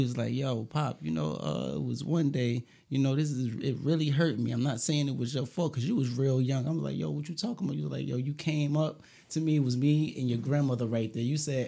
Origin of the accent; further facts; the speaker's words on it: Brooklyn, New York, United States; You know, I come from Brooklyn. You know what I'm saying? Tompkins, TP, 200 building.